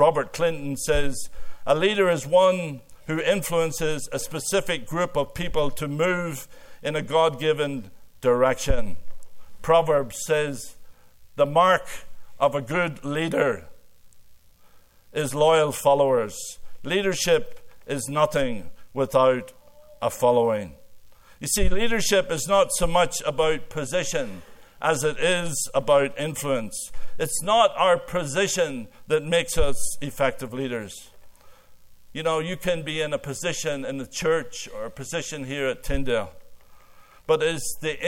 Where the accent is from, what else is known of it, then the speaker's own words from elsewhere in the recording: Ireland; now in Canada; I came from Ireland and married a fifth-generation Canadian.